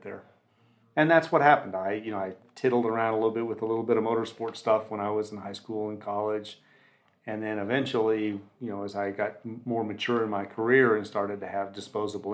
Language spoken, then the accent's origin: English; Southeast, United States; I grew up in the Southeast where NASCAR was a big deal